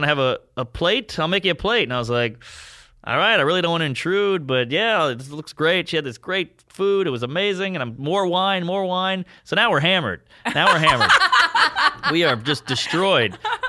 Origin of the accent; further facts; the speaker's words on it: New Orleans, Louisiana, United States; now in New York, United States; I'm from New Orleans. You got fucked with all the time there.